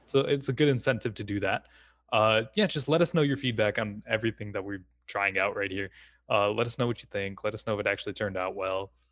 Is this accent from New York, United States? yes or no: no; Wisconsin, United States; I'm born and raised in Wisconsin